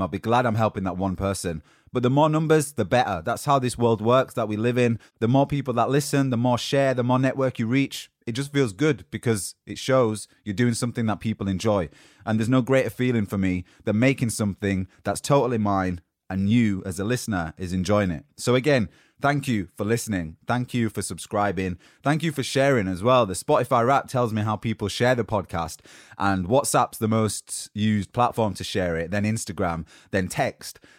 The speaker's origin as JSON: {"language": "English", "region": "Yorkshire and the Humber", "country": "United Kingdom", "accent": "Yorkshire", "said": "my Yorkshire accent from the north of England"}